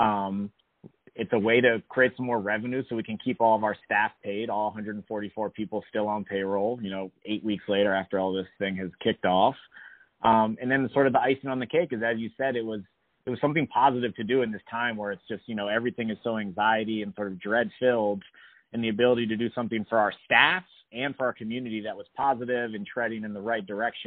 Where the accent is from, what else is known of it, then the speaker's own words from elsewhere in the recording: Washington, District of Columbia, United States; I was born and raised in D.C.